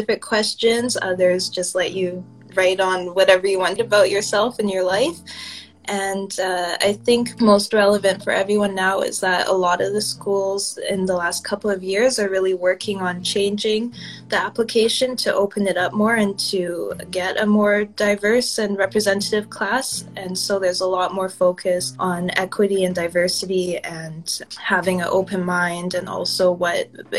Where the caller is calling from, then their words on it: Vancouver, British Columbia, Canada; I'm calling in from Kitsilano in Vancouver, BC, on Coast Salish territory.